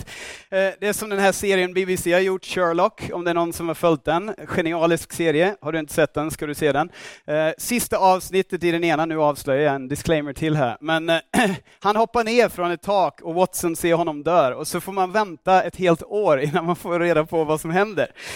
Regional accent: Australia; Swedish is a second language; now in Stockholm, Sweden; jag kommer från Australien

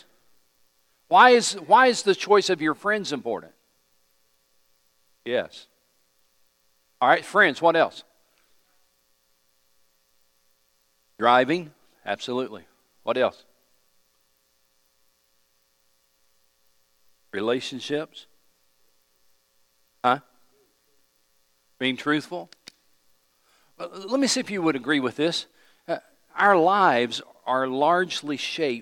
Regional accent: East Tennessee, United States; where I grew up in East Tennessee

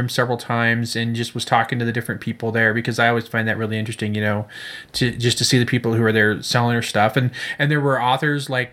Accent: Fresno, California, United States; moved away as an adult; also born or lived in Chicago, Illinois / Tennessee; now in Colorado, United States; I grew up in Fresno.

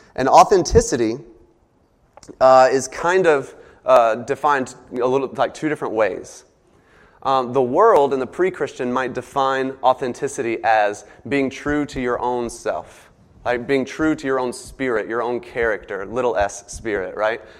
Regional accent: the South, United States; accent: southern; my southern accent comes out

